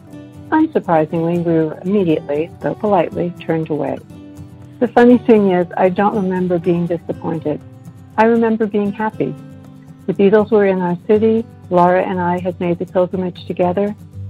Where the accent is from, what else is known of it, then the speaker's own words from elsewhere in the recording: New York City, New York, United States; now in Winston-Salem, United States; calling from Winston-Salem, North Carolina. I grew up in New York City